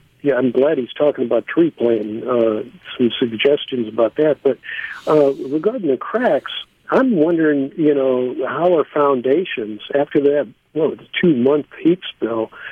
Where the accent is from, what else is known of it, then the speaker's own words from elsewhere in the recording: Missouri, United States; moved away; I'm from Missouri originally